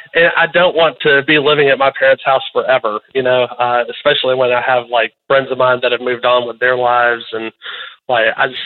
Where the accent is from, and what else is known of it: Virginia Beach, Virginia, United States; born or raised there